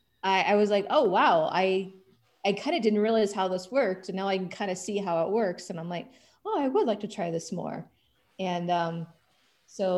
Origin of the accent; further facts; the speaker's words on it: Oklahoma City, Oklahoma, United States; moved away as an adult; also born or lived in Alaska; now in Phoenix, United States; I grew up in Oklahoma City, and I went to school in Norman, Oklahoma